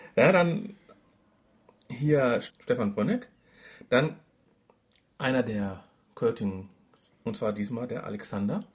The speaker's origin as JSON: {"language": "German", "town": "Duisburg", "region": "North Rhine-Westphalia", "country": "Germany", "said": "Aus Walsum, da wo ich herkomme"}